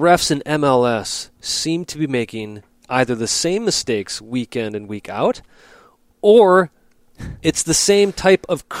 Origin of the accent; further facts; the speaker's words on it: Wisconsin, United States; we're from Wisconsin